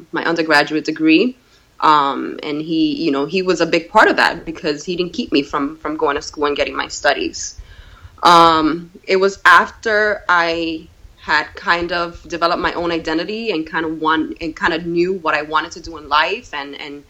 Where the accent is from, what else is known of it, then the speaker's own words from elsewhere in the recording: New York City, New York, United States; also born or lived in Puerto Rico; now in Brewster, New York, United States; When I was 9 years old, and I grew up in the Bronx